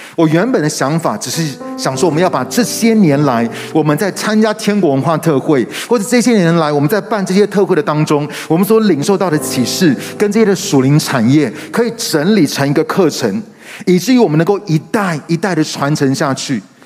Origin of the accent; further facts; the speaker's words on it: Taiwan; also born or lived in Singapore; 半年之后，我就回台湾全职，一直到今天